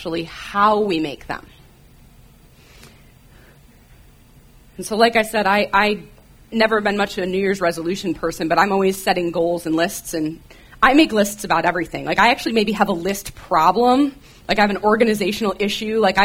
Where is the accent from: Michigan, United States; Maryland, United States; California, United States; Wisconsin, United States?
Michigan, United States; moved away; if you hear me say about, it's because I grew up in Michigan